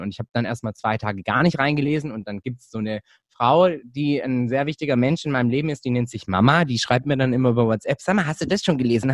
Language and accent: German; Hechingen, Baden-Württemberg, Germany; now in Stuttgart, Germany; Ich bin Deutscher, ich bin hier in Deutschland aufgewachsen